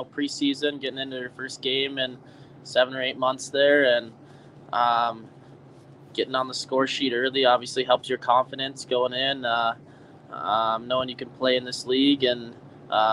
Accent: United States; being an American

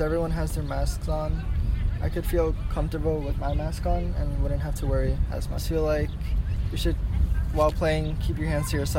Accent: New York City, New York, United States; I am from Brooklyn, New York. I am American / Mexican.

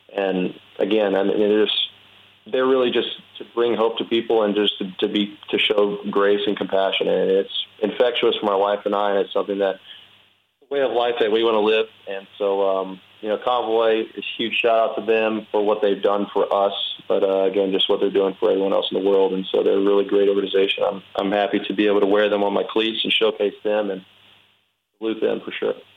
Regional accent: Winnie, Texas, United States; moved away as an adult; now in Pittsburgh, United States; in Winnie in my hometown

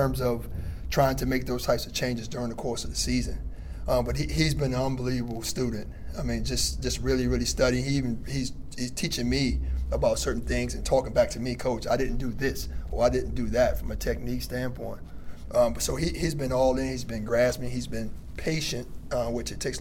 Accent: the South, United States; I'm from the South. So just understanding his mindset, being a kid from the South, having been one myself

